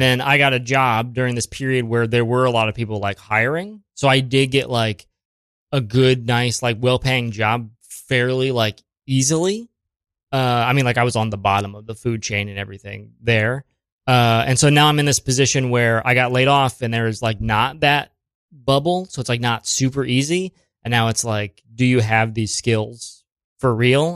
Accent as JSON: {"language": "English", "town": "Springfield", "region": "Ohio", "country": "United States", "moved": "yes", "lives_now": "New York City, United States", "said": "Springfield. It's like, uh, between Columbus and Dayton."}